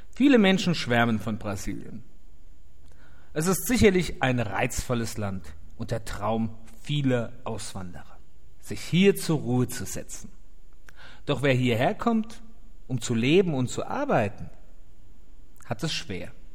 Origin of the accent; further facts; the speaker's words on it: Mainz, Rhineland-Palatinate, Germany; now in Brazil; ich als gebürtiger Mainzer